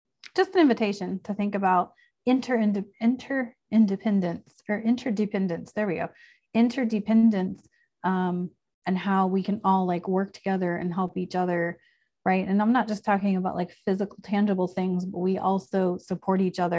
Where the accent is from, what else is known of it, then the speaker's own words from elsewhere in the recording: Chicago, Illinois, United States; moved away; I'm from Chicago. I lived in Chicago for a long time